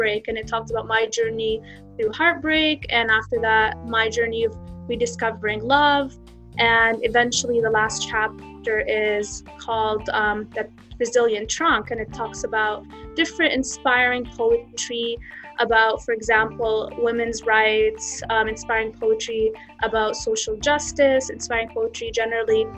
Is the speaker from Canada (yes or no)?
yes; Canada; also born or lived in Jenin, West Bank / Halhul, Hebron; I grew up in Canada all my life